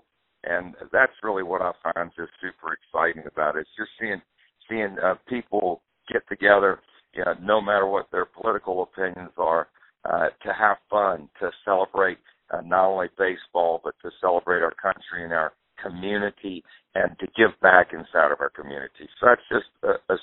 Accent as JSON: {"language": "English", "town": "Culpeper", "region": "Virginia", "country": "United States", "tie": "born or raised there", "also_born_or_lived": "Nashville, Tennessee", "moved": "yes", "said": "my hometown's Culpeper, Virginia"}